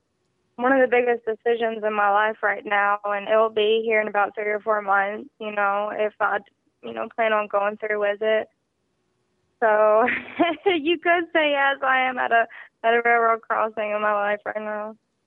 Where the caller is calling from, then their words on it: Georgia, United States; I'm actually calling from Georgia.